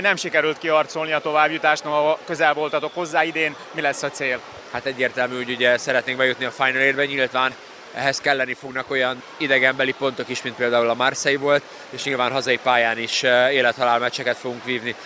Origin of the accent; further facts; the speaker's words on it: Hungary; magyar emberként azért, eh, meg magyarként